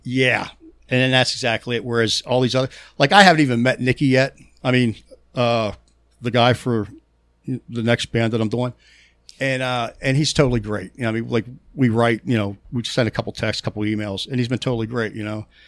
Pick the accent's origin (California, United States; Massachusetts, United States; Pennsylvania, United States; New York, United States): Pennsylvania, United States; Pittsburgh; accent: Pittsburgh; My Pittsburgh accent is so damn bad